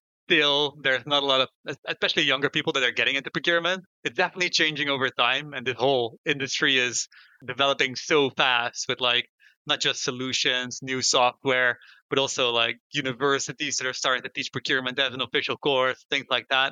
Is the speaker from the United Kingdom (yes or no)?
no; Netherlands; I'm from the Netherlands myself